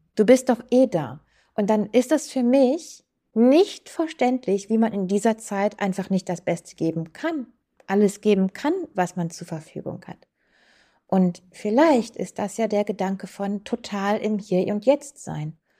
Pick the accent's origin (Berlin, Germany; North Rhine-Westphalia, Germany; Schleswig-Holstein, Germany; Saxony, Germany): North Rhine-Westphalia, Germany; Krefeld; auf der hiesigen Kirmes bei uns in Uerdingen